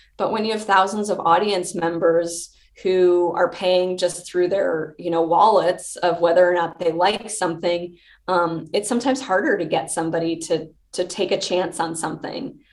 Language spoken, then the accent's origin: English; Chicago, Illinois, United States; born or raised there; moved away as an adult